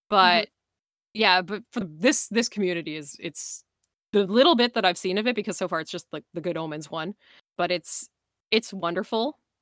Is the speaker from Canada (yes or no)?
yes; Canada; I'm from Atlanta, Canada